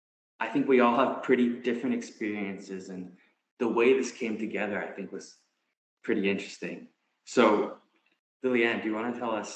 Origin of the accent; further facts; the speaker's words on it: Canada; I'm in M25. I'm also from Canada, and actually, like Julia, we're both Chinese Canadian